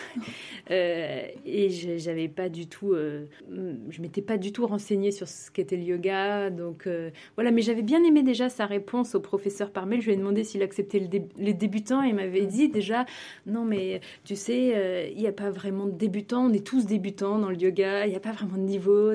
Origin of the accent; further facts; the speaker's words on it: a small town between Reims and Paris, north-east France, France; moved away as an adult; also born or lived in Maine-et-Loire; je suis originaire d'une petite ville entre Reims et Paris, donc plutôt dans le nord-est de la France